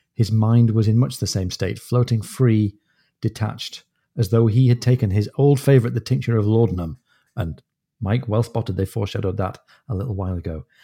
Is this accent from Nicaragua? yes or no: no; Newcastle upon Tyne, North East England, United Kingdom; moved away; my hometown